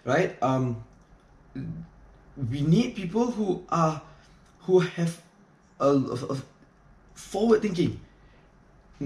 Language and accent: English; Malaysia; being a Malaysian